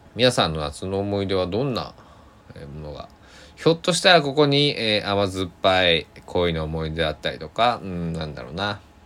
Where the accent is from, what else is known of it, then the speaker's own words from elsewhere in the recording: Shikoku, Kochi, Japan; 僕は四国高知の生まれ育ち